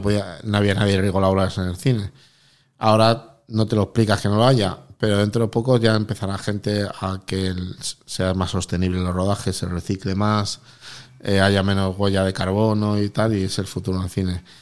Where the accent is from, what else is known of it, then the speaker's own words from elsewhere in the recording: Extremadura, Spain; como extremeño de pro